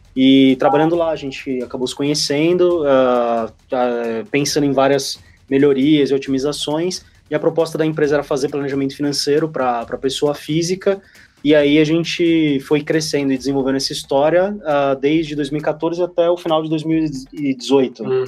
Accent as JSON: {"language": "Portuguese", "town": "Santos", "region": "São Paulo", "country": "Brazil", "said": "eu sou de Santos também"}